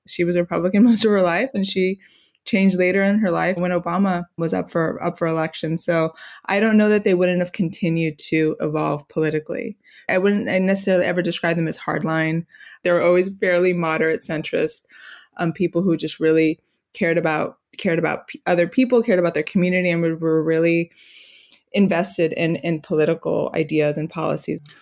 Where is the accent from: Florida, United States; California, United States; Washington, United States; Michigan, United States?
Florida, United States; Miami; moved away as an adult; also born or lived in New York; I was born and raised in Miami, and like many people of my generation, I had to go away from home, so I spent twenty-two years in New York.